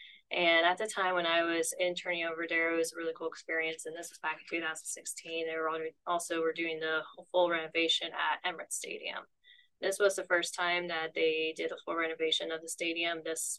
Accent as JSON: {"language": "English", "region": "Ohio", "country": "United States", "tie": "born or raised there", "moved": "as an adult", "lives_now": "Nebraska, United States", "said": "I grew up in Ohio, and about around the time in 2001, we started to live on the strawberry farm."}